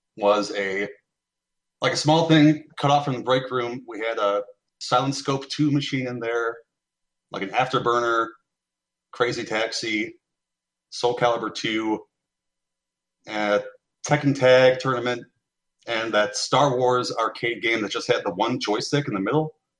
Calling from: Milwaukee, Wisconsin, United States; calling from Milwaukee

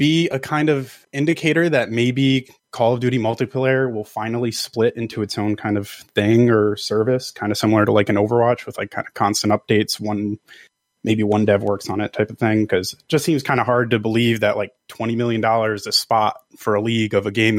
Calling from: New Jersey, United States; from New Jersey.

